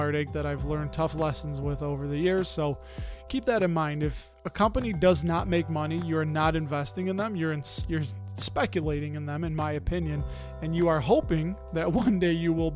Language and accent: English; Chicago, Illinois, United States; my hometown, my sweet home, Chicago.